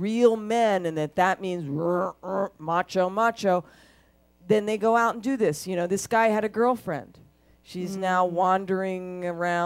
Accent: United States; I have my country. I'm American

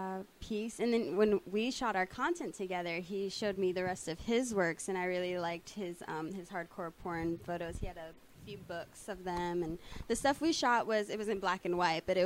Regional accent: New York City, New York, United States; also born or lived in Washington, D.C.; now in Los Angeles, United States; I grew up in New York City. I moved over here from Washington, D.C. as soon as I graduated high school.

